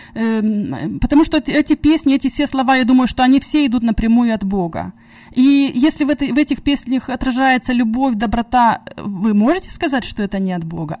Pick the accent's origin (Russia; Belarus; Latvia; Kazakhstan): Russia; moved away; я сама из России